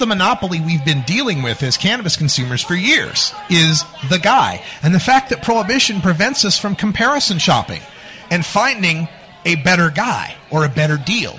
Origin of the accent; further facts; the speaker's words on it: Boise, Idaho, United States; now in Portland, United States; I'm from Boise